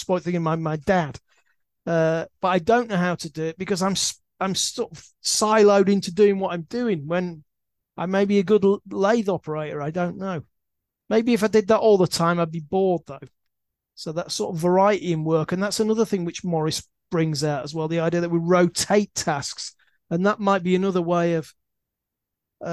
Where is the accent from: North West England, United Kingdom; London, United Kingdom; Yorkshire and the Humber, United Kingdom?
Yorkshire and the Humber, United Kingdom; Leeds; I used to pass this university because I come from Leeds